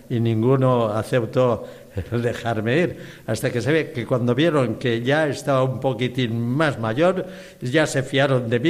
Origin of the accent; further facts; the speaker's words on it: Petra, Balearic Islands, Spain; No, yo estaba aquí en España, de España, bueno, también es España. Yo salí de Petra, Mallorca, el pueblo de Junípero Serra, el gran misionero también.